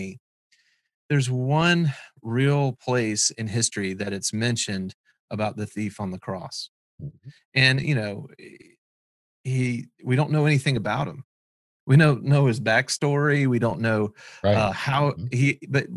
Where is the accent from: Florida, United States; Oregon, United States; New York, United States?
Florida, United States; South; we're from South Florida.